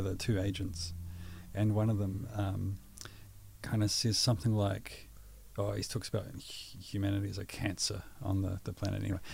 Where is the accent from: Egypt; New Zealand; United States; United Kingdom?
New Zealand; Pukekohe, Auckland; also born or lived in Waikato; I born and raised in Pukekohe